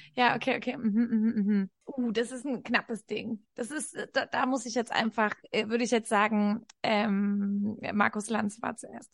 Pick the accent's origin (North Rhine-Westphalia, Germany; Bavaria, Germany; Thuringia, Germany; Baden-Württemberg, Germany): Bavaria, Germany; Franconia; Ich bin in Franken groß geworden